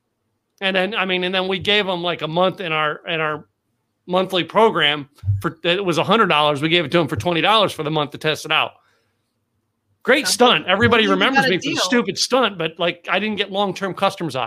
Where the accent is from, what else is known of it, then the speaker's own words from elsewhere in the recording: Lehigh Valley, Pennsylvania, United States; now in Texas, United States; I grew up in Pennsylvania and Lehigh Valley, Pennsylvania